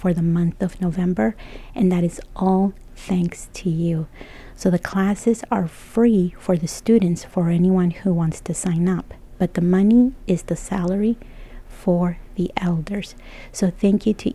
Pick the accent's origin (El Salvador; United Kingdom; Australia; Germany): El Salvador; I was born and raised in El Salvador